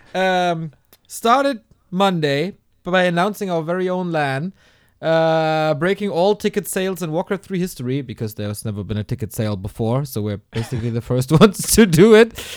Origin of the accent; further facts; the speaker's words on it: Hamburg, Germany; here in my hometown, Hamburg